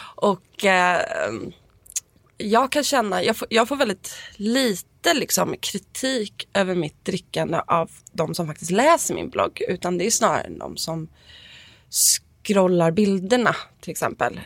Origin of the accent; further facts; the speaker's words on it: Stockholm, Stockholm County, Sweden; moved away; jag är uppväxt på Östermalm